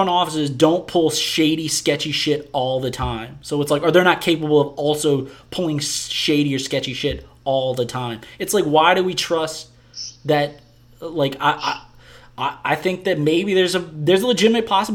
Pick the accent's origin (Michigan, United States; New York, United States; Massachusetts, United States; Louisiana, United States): Louisiana, United States; moved away; also born or lived in New Orleans; I have a special relationship with my home state, with our home state